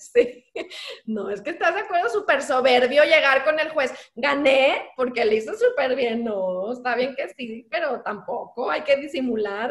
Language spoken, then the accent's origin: Spanish; San Luis Potosí, Mexico; mi tierra, que bueno, no nací ahí, pero yo ahí crecí